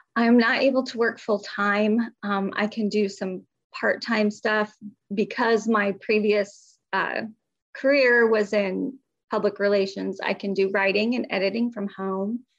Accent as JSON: {"language": "English", "region": "Midwest", "country": "United States", "moved": "yes", "lives_now": "North Carolina, United States", "said": "I'm originally from the Midwest, so I don't have a Southern accent, but we do live in the South. We live in North Carolina"}